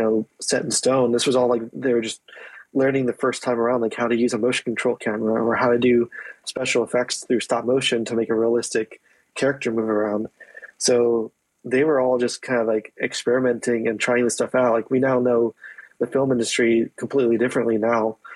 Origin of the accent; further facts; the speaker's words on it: East Coast, United States; grew up in East Coast